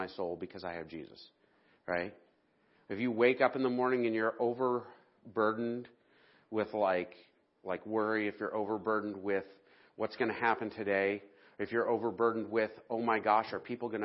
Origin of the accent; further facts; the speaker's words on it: the South, United States; moved away; I'm a Southerner